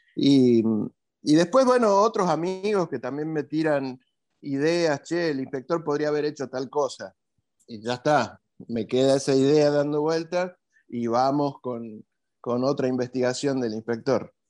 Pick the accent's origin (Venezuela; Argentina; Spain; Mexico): Argentina; Jujuy; moved away as an adult; now in Córdoba, Argentina; soy de Jujuy